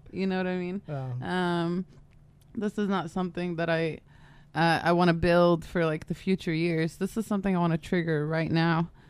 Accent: San Diego, California, United States; also born or lived in Michigan; I grew up in San Diego, moved, lived in Michigan uh, throughout high school.

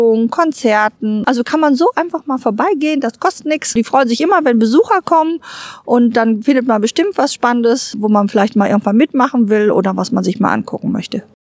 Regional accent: Duisburg, North Rhine-Westphalia, Germany; bei uns in Ruhrort

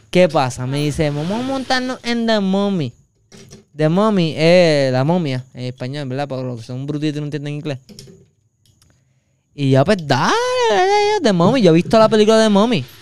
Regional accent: Ponce, Puerto Rico; Y yo de Ponce orgulloso

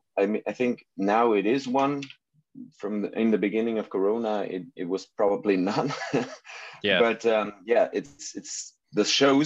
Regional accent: Germany; English is a second language; We're an German band. I hope that my English is good enough for this one today

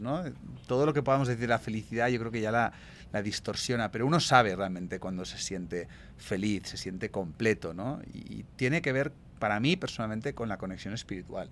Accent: Spain

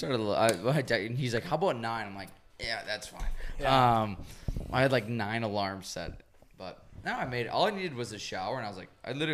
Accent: Wisconsin, United States; we're from Wisconsin.

